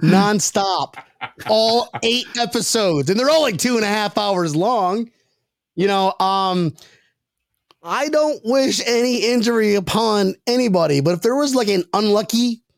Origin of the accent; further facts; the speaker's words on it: Minnesota, United States; Hey, I'm from Minnesota.